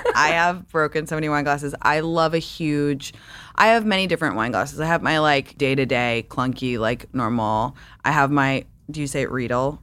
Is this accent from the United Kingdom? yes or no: yes; London, United Kingdom; moved away; I grew up in London